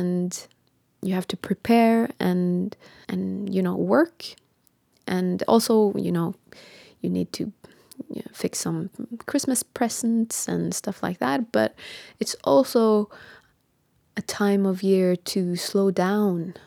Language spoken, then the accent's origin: English; Bodø, Nordland, Norway; I'm a singer from Northern Norway in Bodø